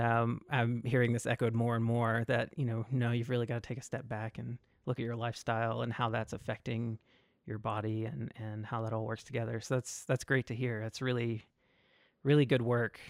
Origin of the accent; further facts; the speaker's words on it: Mississippi, United States; moved away; I'm originally from Mississippi